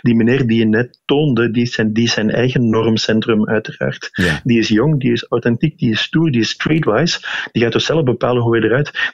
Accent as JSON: {"language": "Dutch", "area": "Limburg", "region": "Flanders", "country": "Belgium", "accent": "Limburgish", "said": "je hoort in mijn Nederlands dat ik uit het oosten van het land afkomstig ben, dus dat ik een Limburger ben"}